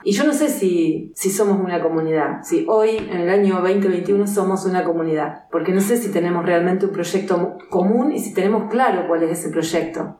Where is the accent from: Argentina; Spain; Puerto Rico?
Argentina